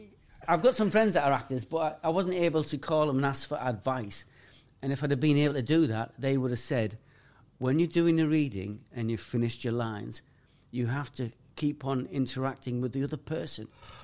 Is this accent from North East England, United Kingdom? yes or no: yes; Middlesbrough, North East England, United Kingdom; moved away as an adult; I'm from Middlesbrough.